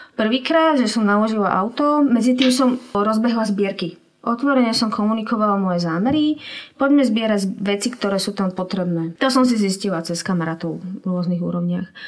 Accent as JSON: {"language": "Slovak", "country": "Slovakia", "said": "ja som Slovenka, som tu dobrovoľníčka"}